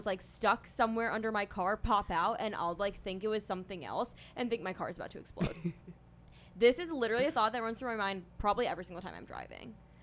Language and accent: English; Charlotte, North Carolina, United States; also born or lived in Chapel Hill, North Carolina; I'm also originally from Charlotte, North Carolina. I was born, like, an hour away from there